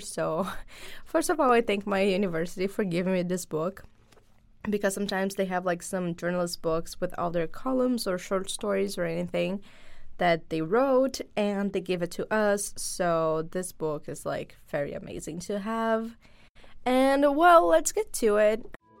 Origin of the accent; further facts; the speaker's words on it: Brazil; moved away; this community that I am part of since I'm from Brazil